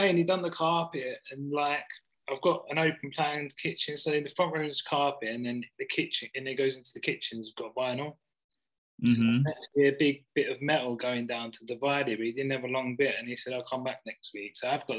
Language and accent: English; Essex, East of England, United Kingdom; also born or lived in Devon / Leicestershire; now in Hinckley, United Kingdom; Yeah, from Devon. I'm from Essex originally.